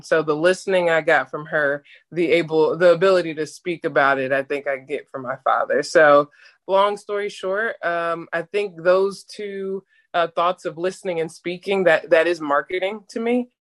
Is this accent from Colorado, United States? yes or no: no; Atlanta, Georgia, United States; moved away; also born or lived in Jacksonville, Florida; I'm actually from Atlanta, Georgia, and went to school in Jacksonville, uh, Jacksonville University in Jacksonville, Florida